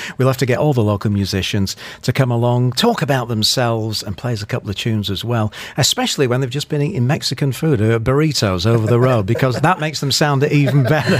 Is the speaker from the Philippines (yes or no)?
no; Shaw, North West England, United Kingdom; now in United Arab Emirates; I'm from a place called Shaw, which is probably about 50 minutes away from Bury